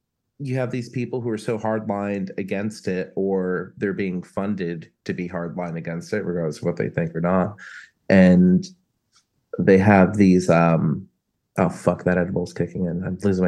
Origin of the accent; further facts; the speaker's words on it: New Jersey, United States; I grew up in Northwest New Jersey, so I'm very familiar with Pennsylvania roads.